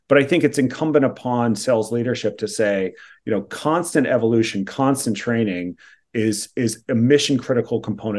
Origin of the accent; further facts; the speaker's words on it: California, United States; the way I grew up in Silicon Valley was like, this is just what people do.